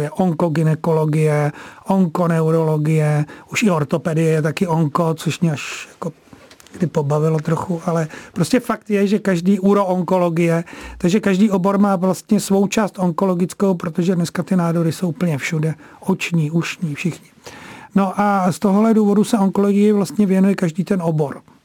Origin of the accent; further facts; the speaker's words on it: Prague, Czechia; já sám jsem se narodil na Vinohradech v porodnici